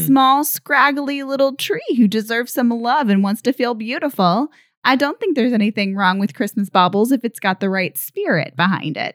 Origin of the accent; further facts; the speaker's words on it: Texas, United States; I grew up in, um, in Texas, as I mentioned, and I grew up Presbyterian